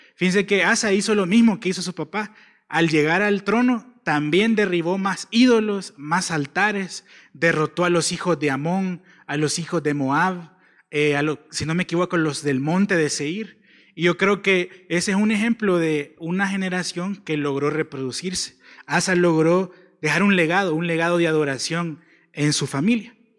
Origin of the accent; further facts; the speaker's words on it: El Salvador; como salvadoreños